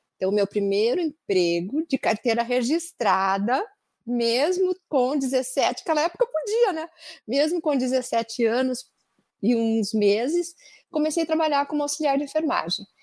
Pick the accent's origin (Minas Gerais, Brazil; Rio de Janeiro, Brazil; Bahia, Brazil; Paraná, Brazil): Paraná, Brazil; Andirá; now in Curitiba, Brazil; eu sou natural da cidade de Andirá, bem na divisa com São Paulo. E eu nasci e fui criada até os 13 anos lá